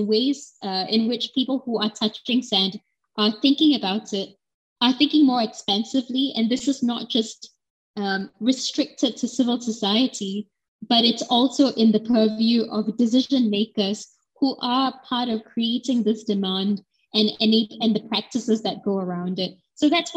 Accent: Singapore; as a Singaporean citizen who was born in this country

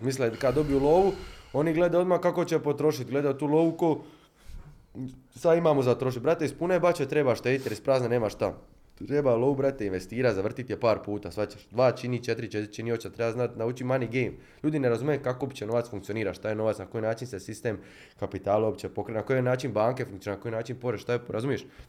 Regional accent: Split, Split-Dalmatia County, Croatia; mi smo iz Splita

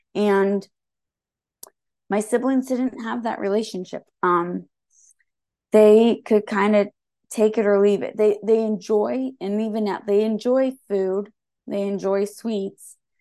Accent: Santa Rosa, California, United States; I was born and raised in Santa Rosa.

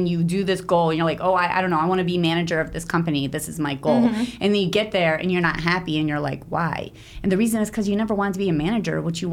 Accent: Pittsburgh, Pennsylvania, United States; moved away as an adult; also born or lived in Israel; I grew up in Pittsburgh, Pennsylvania

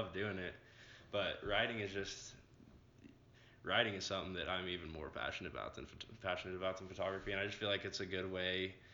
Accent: Longmont, Colorado, United States; I'm from Longmont, Colorado, a town near Denver

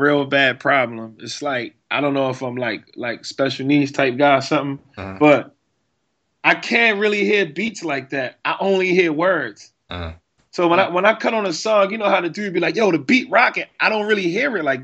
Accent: Baltimore, Maryland, United States; when I was growing up in East Baltimore

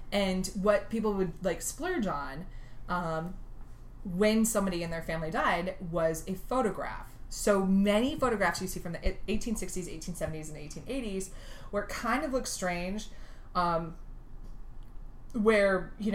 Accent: East Central Illinois, United States; I'm from East Central Illinois.

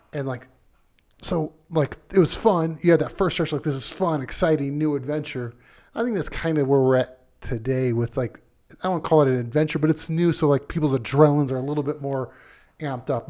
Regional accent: Ohio, United States; now in Colorado, United States; I grew up in Ohio

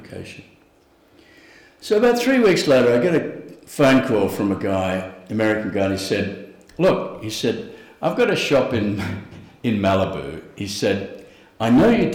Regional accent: Australia; as an Australian artist

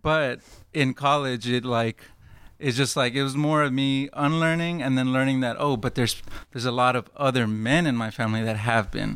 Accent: Fort Worth, Texas, United States; now in Dallas, United States; I'm from Fort Worth

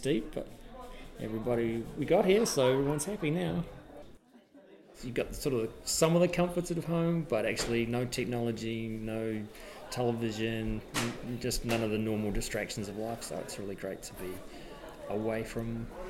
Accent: Orewa, Auckland, New Zealand; I'm from Orewa

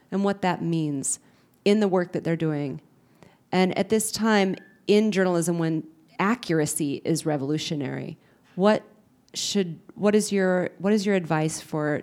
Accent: Lebanon; English is a second language; also born or lived in Saudi Arabia / Egypt; Um, I'm an Arab. I came here from Lebanon by way of Saudi Arabia and Egypt en route.

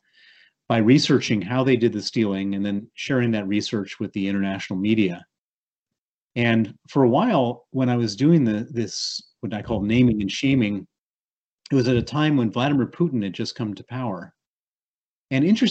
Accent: Chicago, Illinois, United States; accent: American; moved away as an adult; also born or lived in Princeton, New Jersey; you hear my accent. It's an accent from the United States. I was born in Princeton, New Jersey. I grew up in Chicago

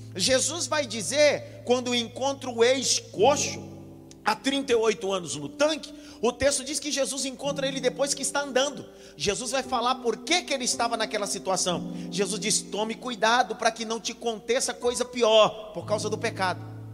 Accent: Northeast Region, Brazil; Eu sou nordestino e nordestino come as frases

